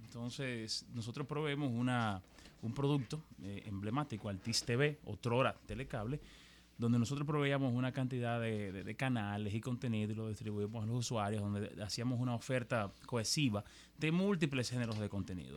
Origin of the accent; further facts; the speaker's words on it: Dominican Republic; nosotros en República Dominicana no somos, somos un país de habla hispana